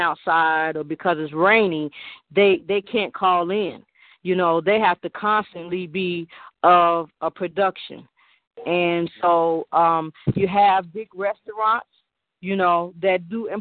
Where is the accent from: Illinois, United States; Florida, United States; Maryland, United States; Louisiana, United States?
Illinois, United States; Chicago; moved away; also born or lived in Eatonton, Georgia; I'm from Chicago